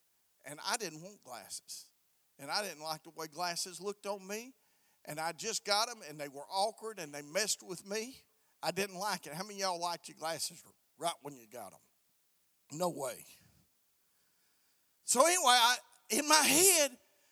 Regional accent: Alabama, United States; I'm from the South, man. I'm from the South. I was from Alabama

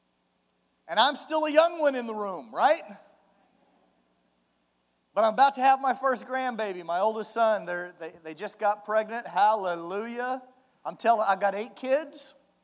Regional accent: Kansas City, Missouri, United States; I'm from Kansas City, Missouri

